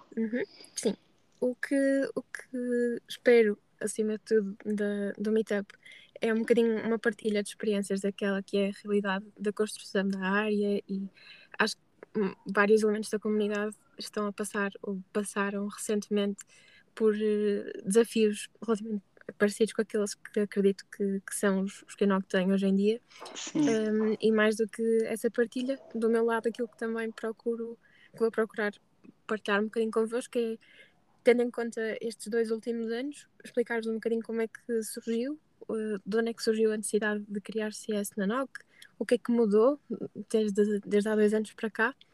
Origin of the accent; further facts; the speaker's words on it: Braga, Norte, Portugal; moved away as an adult; now in Porto, Portugal; nasci em Braga e vivo há cerca de 3 anos e meio no Porto